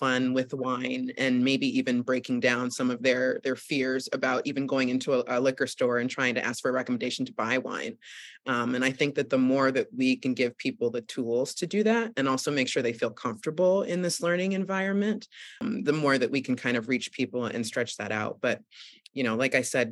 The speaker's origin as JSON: {"language": "English", "town": "Boston", "region": "Massachusetts", "country": "United States", "tie": "born or raised there", "also_born_or_lived": "New York City", "moved": "as an adult", "lives_now": "upstate New York, United States", "said": "I grew up in the suburbs of Boston too"}